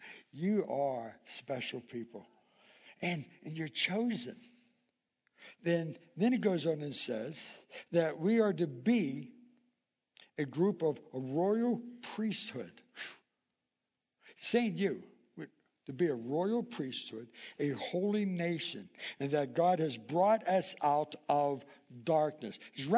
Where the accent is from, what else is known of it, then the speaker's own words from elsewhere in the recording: Indiana, United States; But when we moved here 20 years ago, there was we came from Indiana. And in Indiana, they would have tornadoes and all types of stuff.